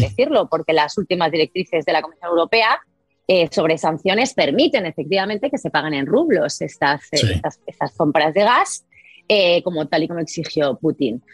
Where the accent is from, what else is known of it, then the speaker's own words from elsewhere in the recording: Spain; Yo, yo como española